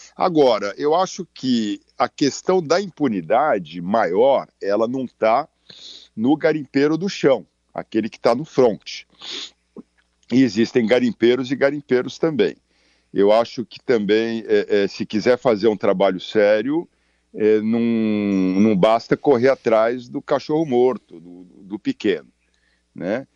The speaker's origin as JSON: {"language": "Portuguese", "region": "São Paulo", "country": "Brazil", "tie": "born or raised there", "also_born_or_lived": "Amazon region, Brazil", "moved": "yes", "said": "eu sou nascido em São Paulo, vim pra cá seis meses aqui, tô há trinta e quatro anos"}